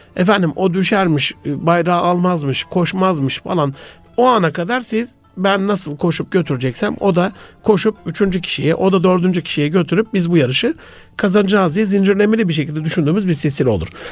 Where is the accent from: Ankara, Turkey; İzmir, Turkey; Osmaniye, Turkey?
Osmaniye, Turkey; also born or lived in Gaziantep; çocukluğumda Antep'ten Osmaniye'ye taşındık yıl 74